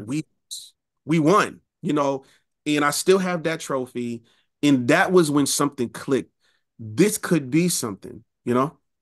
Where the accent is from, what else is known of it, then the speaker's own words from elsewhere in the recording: New York City, New York, United States; also born or lived in Rochester, New York; I was raised in Queens